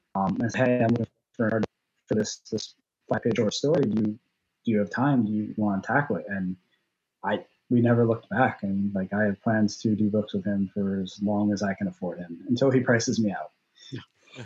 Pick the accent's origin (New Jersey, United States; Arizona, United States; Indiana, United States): New Jersey, United States; southern shore of the Raritan Bay; i grew up in New Jersey on the southern shore of the Raritan Bay, which looks directly across to southern Manhattan